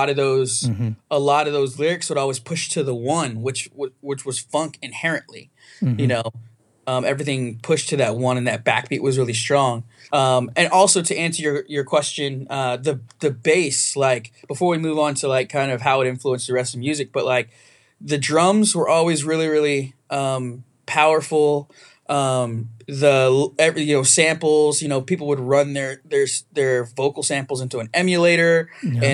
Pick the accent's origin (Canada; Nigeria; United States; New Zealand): United States; New Jersey; I was born in New Jersey